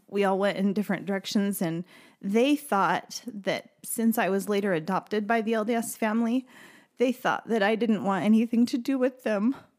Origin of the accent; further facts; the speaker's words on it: Maryville, Missouri, United States; I grew up in Missouri in a small, uh, town in the northwest corner of the state called Maryville.